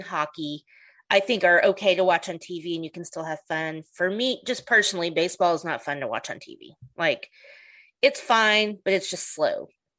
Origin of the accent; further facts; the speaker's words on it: Oklahoma, United States; I'm from Oklahoma.